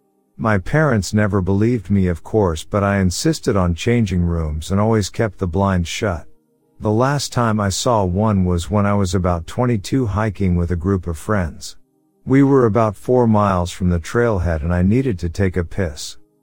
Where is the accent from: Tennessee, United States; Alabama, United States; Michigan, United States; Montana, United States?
Alabama, United States; The first time was when I was a child growing up in Alabama.